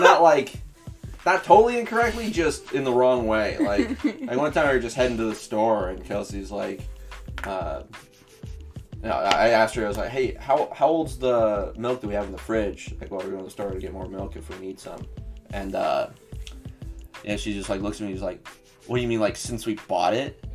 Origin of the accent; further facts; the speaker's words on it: Springfield, Missouri, United States; I'm from Missouri. From South. Oh, yeah, from Southwest Missouri, like Springfield area